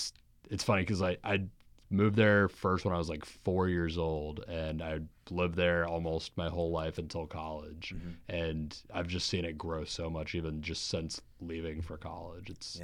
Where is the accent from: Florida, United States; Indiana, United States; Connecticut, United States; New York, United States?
Florida, United States; Jacksonville; I'm actually from Jacksonville. That's where I grew up and everything.